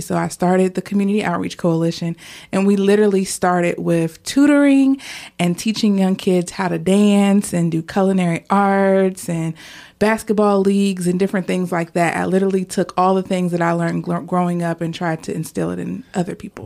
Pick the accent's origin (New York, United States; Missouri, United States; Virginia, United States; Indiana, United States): Virginia, United States; Portsmouth; I grew up in Churchland area of Portsmouth